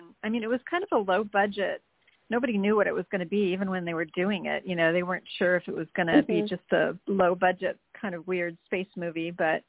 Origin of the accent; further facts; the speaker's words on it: California, United States; I'm from California, really, originally.